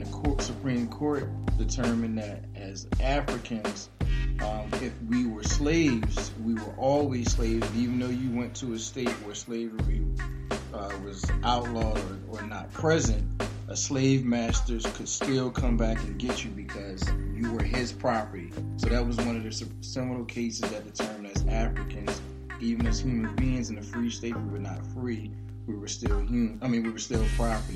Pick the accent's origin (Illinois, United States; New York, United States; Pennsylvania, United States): Pennsylvania, United States; Philadelphia; I'm originally from Germantown, but also grew up in West Philly too.